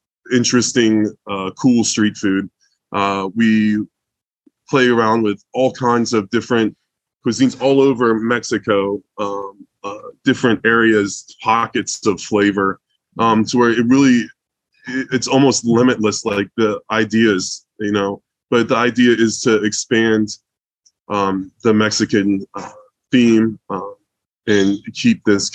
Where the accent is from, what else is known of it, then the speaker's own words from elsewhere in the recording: Germany; moved away; I was born in Germany